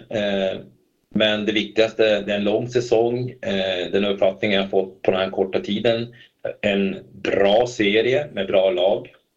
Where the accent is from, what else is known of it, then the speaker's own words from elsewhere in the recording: Kalix, Norrbotten County, Sweden; moved away as an adult; now in Stockholm, Sweden; jag är uppvuxen då i Kalix